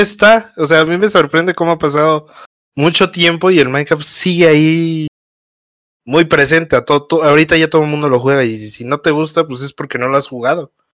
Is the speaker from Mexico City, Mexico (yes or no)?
yes; Mexico City, Mexico; also born or lived in Pachuca, Hidalgo; Soy de, de aquí de la Ciudad de México, pero nací en Pachuca. Nací en Pachuca, en Hidalgo, Pachuca. Pero ahí, ahí yo no viví luego, luego, ahí, luego, luego que nací, luego, luego me vine a la Ciudad de México. Y, aquí he vivido toda mi